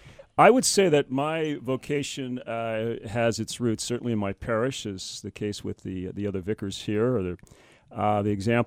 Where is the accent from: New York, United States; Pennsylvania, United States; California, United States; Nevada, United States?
California, United States; San Francisco; now in Spokane, United States; San Francisco. I was born and raised there.